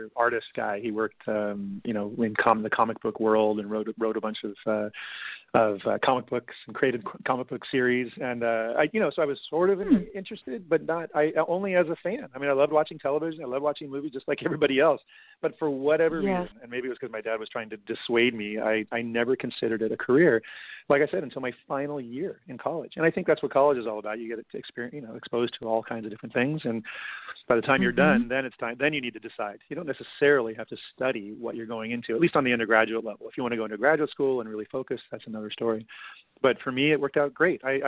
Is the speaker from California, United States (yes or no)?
yes; Los Angeles, California, United States; I grew up in LA. I grew up out in the Valley, in San Fernando Valley